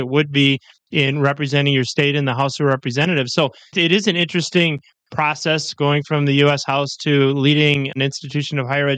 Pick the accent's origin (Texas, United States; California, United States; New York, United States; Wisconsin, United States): Wisconsin, United States; my home state of Wisconsin